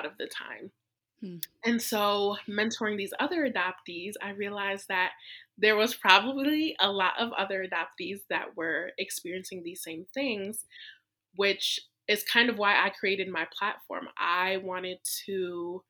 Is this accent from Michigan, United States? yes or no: yes; small town about an hour from Detroit, Michigan, United States; I was born in Detroit, Michigan, and my family lived about an hour away. So I grew up in a really small white conservative town.